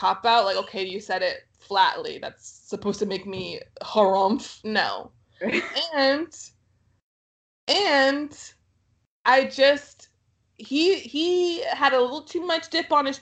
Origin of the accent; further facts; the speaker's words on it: Texas, United States; I'm from Texas